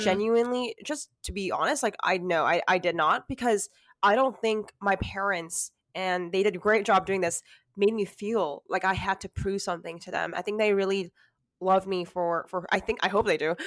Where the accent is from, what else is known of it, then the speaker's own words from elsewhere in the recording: California, United States; I was born and raised in California